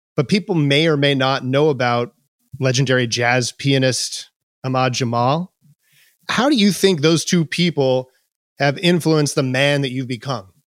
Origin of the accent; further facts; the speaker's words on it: Long Island, New York, United States; I grew up on Long Island primarily in the late seventies, early eighties